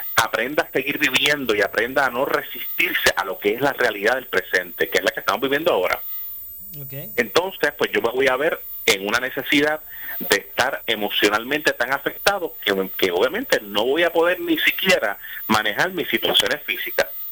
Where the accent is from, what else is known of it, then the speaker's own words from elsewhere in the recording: Puerto Rico; nosotros estamos como puertorriqueños